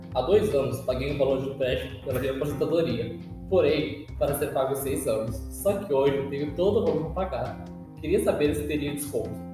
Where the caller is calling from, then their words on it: Alvorada, Rio Grande do Sul, Brazil; falo de Alvorada, Rio Grande do Sul.